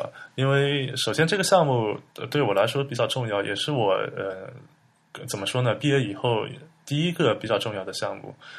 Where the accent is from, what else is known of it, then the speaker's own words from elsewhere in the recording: Hangzhou, Zhejiang, China; moved away as an adult; also born or lived in Beijing / Germany; now in Hangzhou, China; 对，我是杭州出生的，杭州人。